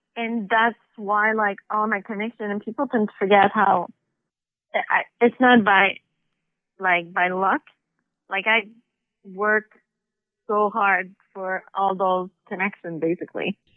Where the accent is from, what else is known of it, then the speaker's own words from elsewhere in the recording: Montreal, Quebec, Canada; now in Toronto, Canada; I'm from Montreal